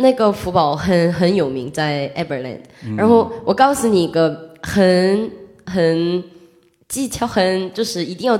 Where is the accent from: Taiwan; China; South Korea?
South Korea; Yongin, Gyeonggi Province; Chinese is a second language; 哦，然后我的家乡就是永银，然后那边